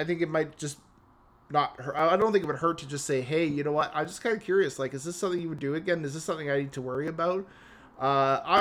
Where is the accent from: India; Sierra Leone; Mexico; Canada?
Canada; I'm Canadian